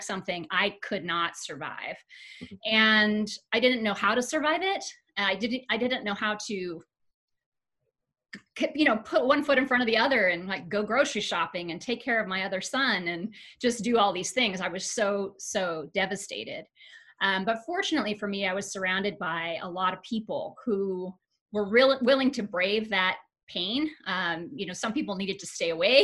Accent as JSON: {"language": "English", "town": "Tucson", "region": "Arizona", "country": "United States", "tie": "born or raised there", "also_born_or_lived": "Ames, Iowa", "said": "we moved here when I was a little kid. So okay. I would say I'm one of those almost natives. I was nine when we moved here. Fourth grade."}